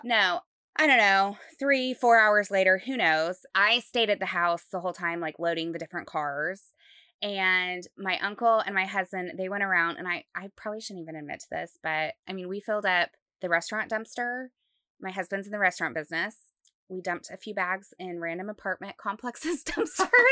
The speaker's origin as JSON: {"language": "English", "region": "Utah", "country": "United States", "tie": "born or raised there", "moved": "yes", "lives_now": "Dallas, United States", "said": "I grew up in Utah"}